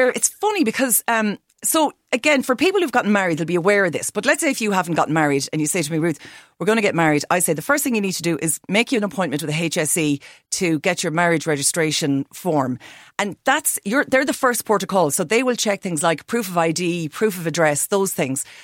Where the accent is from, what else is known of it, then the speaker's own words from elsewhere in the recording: Roscommon, Connacht, Ireland; I'm from Roscommon.